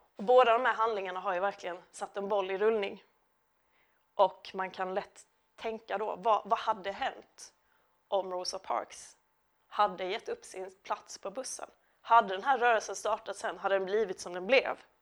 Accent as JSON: {"language": "Swedish", "town": "Lund", "region": "Skåne", "country": "Sweden", "tie": "born or raised there", "lives_now": "Malmö, Sweden", "said": "jag är uppvuxen i Lund, bor numera i Malmö"}